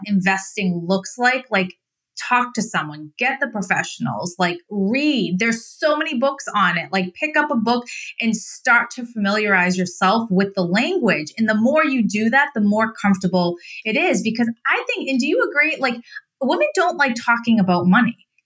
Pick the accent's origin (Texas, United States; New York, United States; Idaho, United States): Idaho, United States; moved away; also born or lived in Massachusetts; I grew up in Idaho